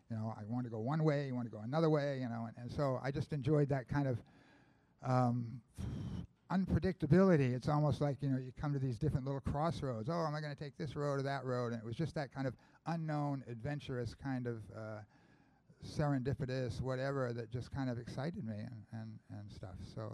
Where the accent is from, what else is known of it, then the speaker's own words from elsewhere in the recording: Falmouth, Maine, United States; I was growing up in Falmouth.